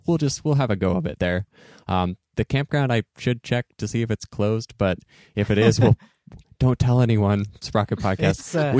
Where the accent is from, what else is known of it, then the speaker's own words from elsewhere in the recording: Eastern Oregon, United States; growing up in Eastern Oregon and having family in the Portland area.